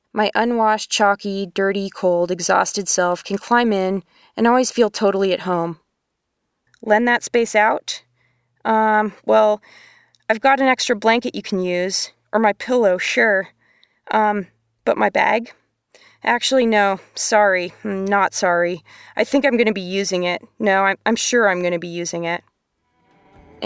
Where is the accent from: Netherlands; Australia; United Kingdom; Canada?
Canada; Eastern Canada; I grew up in Eastern Canada in a family